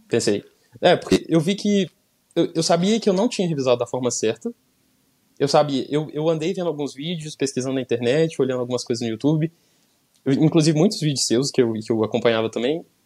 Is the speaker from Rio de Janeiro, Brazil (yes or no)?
no; São João del Rei, Minas Gerais, Brazil; moved away as an adult; also born or lived in Belo Horizonte; eu sou de São João del Rei, interior de Minas Gerais